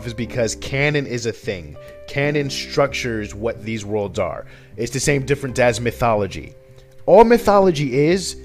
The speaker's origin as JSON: {"language": "English", "town": "Paterson", "region": "New Jersey", "country": "United States", "tie": "born or raised there", "said": "I still grew up in Patterson"}